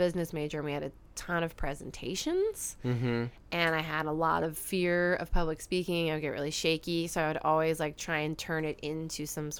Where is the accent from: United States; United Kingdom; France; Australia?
United States; New Jersey; moved away as an adult; also born or lived in Virginia; now in San Diego, United States; I grew up in Jersey.